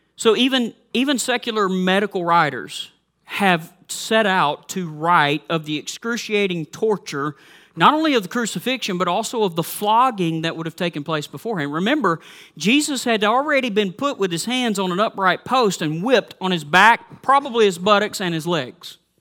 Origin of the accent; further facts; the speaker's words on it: the South, United States; moved away; I grew up in the South